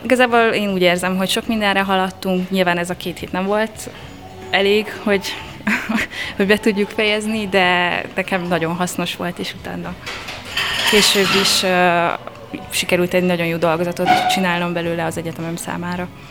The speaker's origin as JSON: {"language": "Hungarian", "town": "Debrecen", "region": "Hajdú-Bihar", "country": "Hungary", "tie": "born or raised there", "also_born_or_lived": "Veszprém, Hungary", "moved": "as an adult", "lives_now": "Toulouse, France", "said": "A Debreceni Fazekas Miá gimnáziumban jártam francia szakra"}